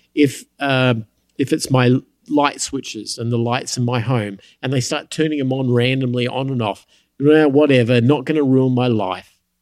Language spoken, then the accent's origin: English; United States; I'm an American